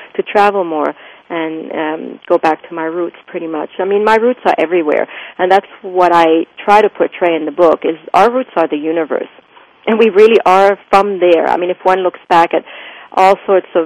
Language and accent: English; Lebanon; moved away; also born or lived in France / Switzerland; And growing up in Lebanon